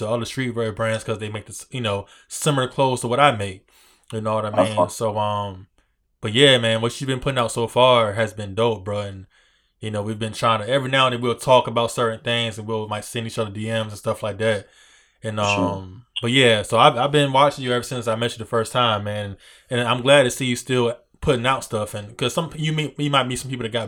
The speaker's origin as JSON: {"language": "English", "area": "Hampton area", "region": "Virginia", "country": "United States", "said": "you say you're from this area, which I am too"}